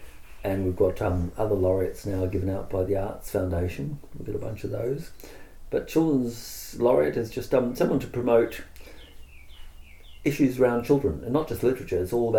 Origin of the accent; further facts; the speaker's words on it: Australia; And from my perspective, I'm Australian as well, which means I get Australian public lending right.